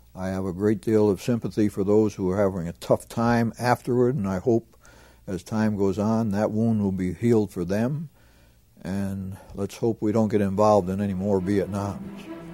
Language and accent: English; Pennsylvania, United States; I was from Pennsylvania